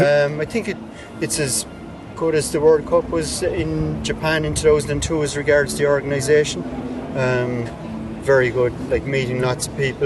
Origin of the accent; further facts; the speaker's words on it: Clonakilty, County Cork, Ireland; Cork. Clonakilty, don't you?